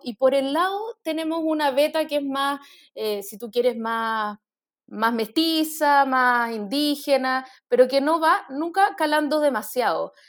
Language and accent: Spanish; Chile; nuestra identidad como chilenos